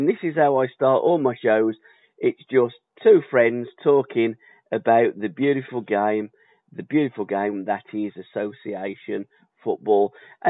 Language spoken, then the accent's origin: English; Birmingham, West Midlands, United Kingdom; being a Brummie and knowing quite a lot about Birmingham